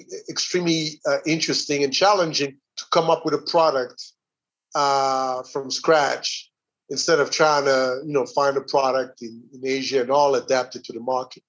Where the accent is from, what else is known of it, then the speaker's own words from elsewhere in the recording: Burundi; moved away as an adult; also born or lived in Atlanta, United States / Rwanda; I grew up in Burundi